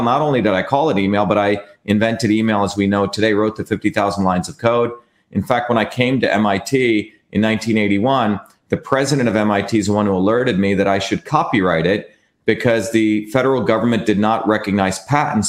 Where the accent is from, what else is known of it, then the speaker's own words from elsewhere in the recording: Mumbai, Maharashtra, India; now in United States; I grew up in India